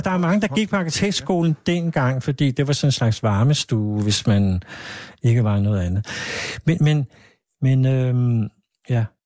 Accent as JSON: {"language": "Danish", "town": "Hvidovre", "region": "Capital Region of Denmark", "country": "Denmark", "tie": "born or raised there", "said": "jeg er jo faktisk født i Hvidovre"}